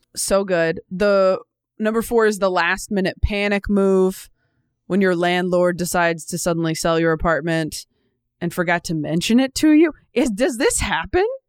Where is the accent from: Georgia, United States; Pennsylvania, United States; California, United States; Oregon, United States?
California, United States; moved away as an adult; also born or lived in Los Angeles, United States; now in New York, United States; I grew up in California, so it wasn't like a huge move